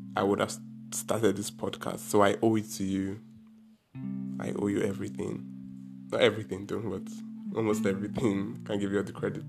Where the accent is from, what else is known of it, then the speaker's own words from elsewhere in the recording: Anambra, Nigeria; I am from Anambra State in Nigeria, and it's an Igbo state